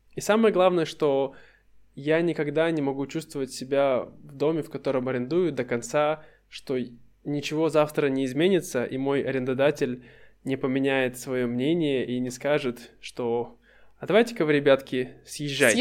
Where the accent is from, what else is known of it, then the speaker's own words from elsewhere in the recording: Russia; moved away; То есть это мой дом, мой родной город. И сколько бы я ни находился за пределами России, я всегда чувствую, что для меня это дом.